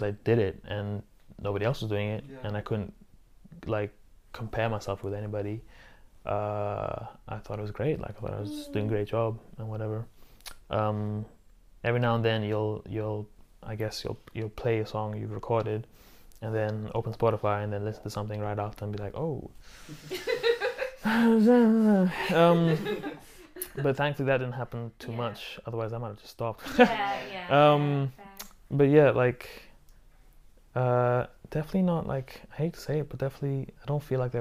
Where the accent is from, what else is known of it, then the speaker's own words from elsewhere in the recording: Singapore; moved away; growing up in Asia, in which there's a lot of pressure to succeed academically